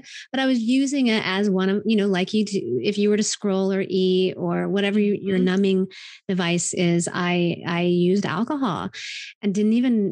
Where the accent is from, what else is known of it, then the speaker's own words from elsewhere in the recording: Wellington, Kansas, United States; moved away; In Wellington, Kansas.